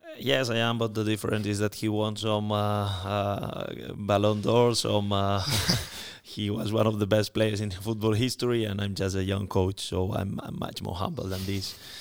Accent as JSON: {"language": "English", "country": "Spain", "moved": "yes", "said": "I'm coming from Spain"}